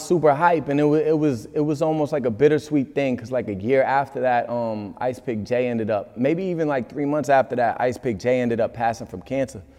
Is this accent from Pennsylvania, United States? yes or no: no; Massachusetts, United States; moved away as an adult; also born or lived in New York; in my hometown, in Mass.